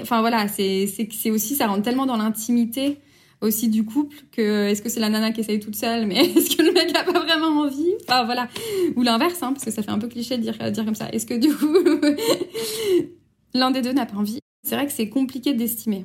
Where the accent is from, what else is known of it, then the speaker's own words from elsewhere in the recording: France; chez nous en France